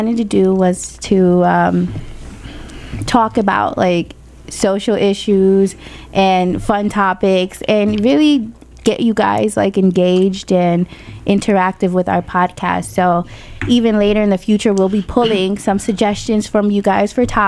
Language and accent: English; New Jersey, United States; moved away; I'm originally from New Jersey. Yes, I'm a Jersey girl